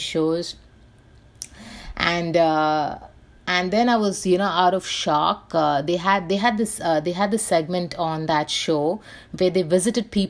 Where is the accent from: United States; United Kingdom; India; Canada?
India; Mumbai, Maharashtra; I grew up in Bombay